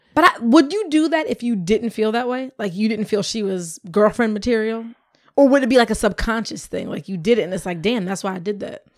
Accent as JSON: {"language": "English", "town": "Camden", "region": "New Jersey", "country": "United States", "tie": "born or raised there", "also_born_or_lived": "Cherry Hill, New Jersey", "said": "I lived there, I went, I lived there till I was seven, but I went to school until fifth grade in Camden"}